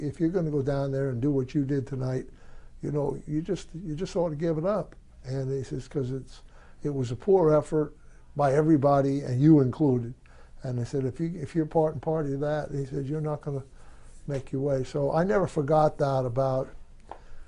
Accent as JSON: {"language": "English", "region": "New Jersey", "country": "United States", "tie": "born or raised there", "moved": "as an adult"}